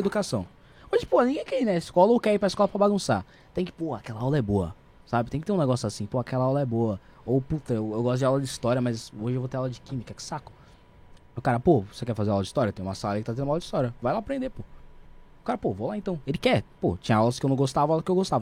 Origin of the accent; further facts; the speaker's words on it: São Paulo, Brazil; vim da periferia do estado de São Paulo, da cidade de São Paulo